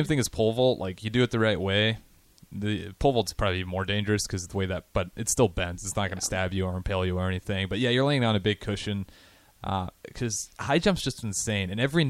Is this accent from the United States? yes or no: yes; Hartington, northeast Nebraska, United States; I'm from Harrington, which is northeast Nebraska